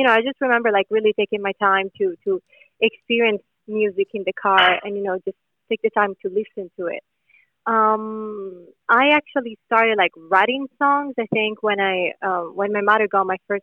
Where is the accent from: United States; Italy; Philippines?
Italy; English is a second language; moved away; we have a lot of great songwriters back in Italy